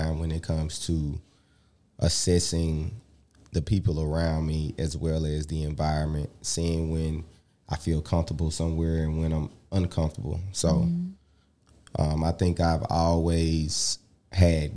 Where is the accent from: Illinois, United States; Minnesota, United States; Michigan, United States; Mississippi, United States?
Mississippi, United States; Jackson; Growing up in Jackson, you get to be in every different hood as well